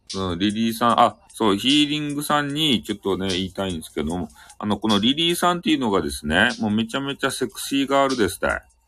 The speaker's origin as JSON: {"language": "Japanese", "region": "Fukuoka", "country": "Japan", "accent": "Hakata-ben", "said": "俺が言いよる博多弁"}